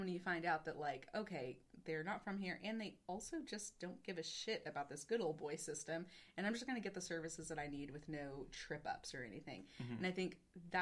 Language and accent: English; the South, United States; accent: Southern; also born or lived in Texas; now in North Carolina, United States; I drop in and out of a really big Southern accent